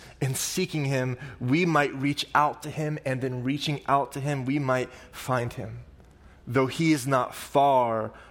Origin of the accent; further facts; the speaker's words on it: Oklahoma, United States; I'm from Oklahoma